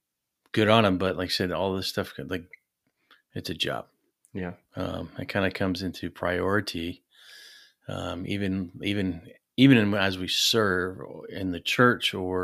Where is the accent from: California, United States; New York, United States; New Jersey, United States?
New York, United States; also born or lived in North Carolina / Arizona; But before that, I grew up in upstate New York. So about a stone's throw away from Canada.